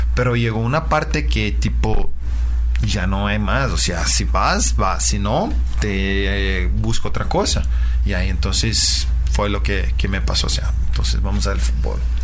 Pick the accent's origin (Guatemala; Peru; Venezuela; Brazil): Brazil; Uberaba, Minas Gerais; Spanish is a second language; moved away; yo soy eh, de una ciudad de interior de Brasil, se llama Uberaba, en eh, el estado de Minas Gerais